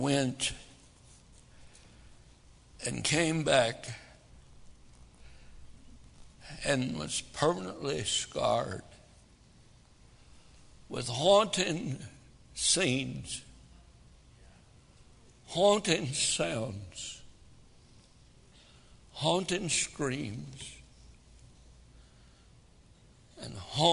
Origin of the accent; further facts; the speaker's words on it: United States; As an American